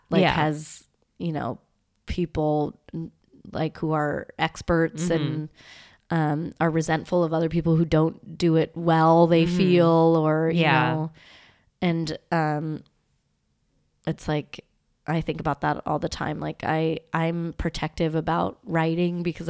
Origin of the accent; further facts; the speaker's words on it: Southern California, United States; also born or lived in Los Angeles; I grew up in Southern California